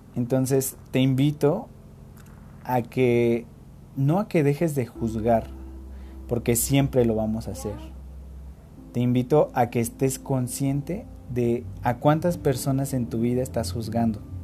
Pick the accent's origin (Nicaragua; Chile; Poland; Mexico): Mexico; nosotros como mexicanos